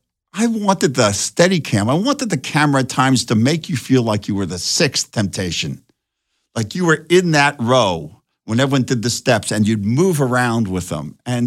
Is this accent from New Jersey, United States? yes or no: yes; Northern New Jersey, United States; I grew up in Northern Jersey